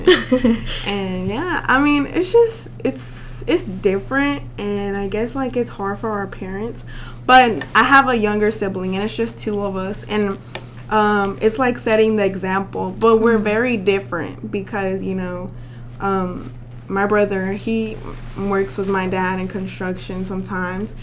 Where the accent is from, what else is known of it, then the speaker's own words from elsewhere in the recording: Little Rock, Arkansas, United States; moved away as an adult; now in Russellville, United States; I'm from Little Rock and Russellville is an hour away.